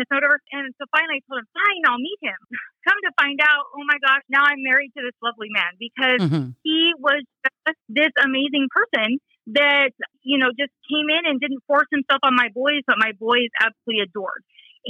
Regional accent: Riverside, California, United States; I am from Riverside, California, and I was born and raised California girl

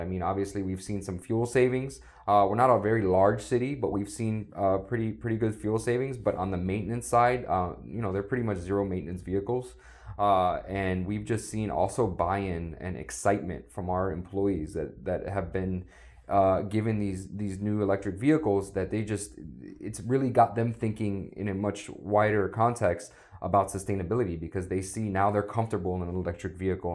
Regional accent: South Florida, United States; I'm a South Florida native. I grew up down here

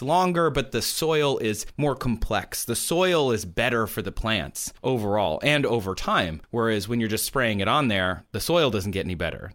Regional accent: Midwest, United States; now in Los Angeles, United States; I'm from the Midwest, uh, where the corn comes from.

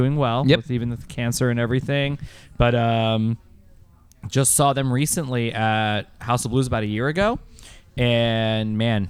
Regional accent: Florida, United States; we're from Florida.

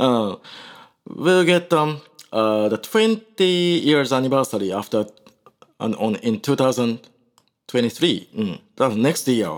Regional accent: Osaka, Japan; English is a second language; also born or lived in Kolkata, India; after I came back to, uh, my hometown, Osaka

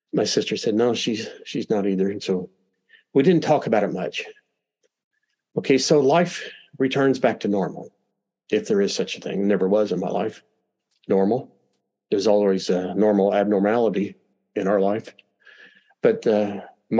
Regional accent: Kentucky, United States; I'm from Kentucky.

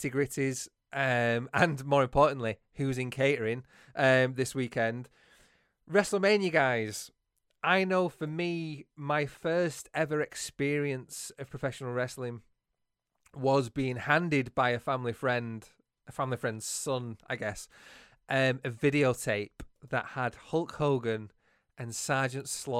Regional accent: Bolton, North West England, United Kingdom; accent: northern; I am from Bolton

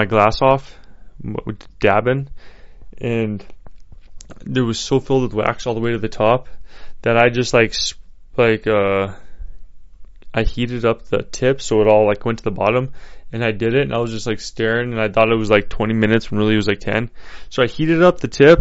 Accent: Colorado, United States; moved away; that's my home state

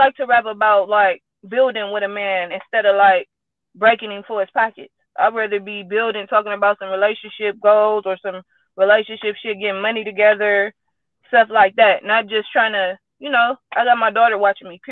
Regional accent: San Francisco, California, United States; I'm from the Bay, Frisco, Hunters Point, California.

